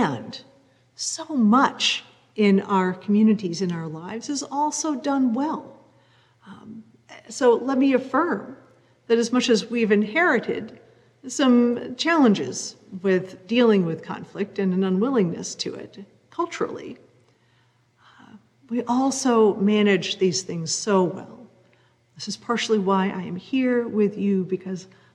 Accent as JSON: {"language": "English", "region": "New England", "country": "United States", "tie": "born or raised there", "said": "growing up in New England in a white, Protestant, middle-class family"}